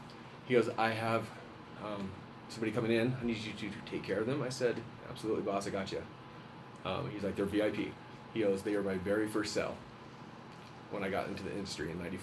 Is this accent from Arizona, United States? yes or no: yes; White Mountains, Arizona, United States; also born or lived in Roswell, New Mexico; now in Flagstaff, United States; I'm originally from Roswell, New Mexico. Okay. Grew up in the White Mountains, graduated, married, three kids.